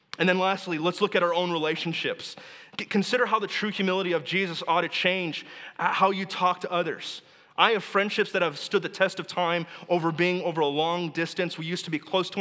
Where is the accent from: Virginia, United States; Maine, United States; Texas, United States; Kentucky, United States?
Texas, United States; moved away; I'm from Texas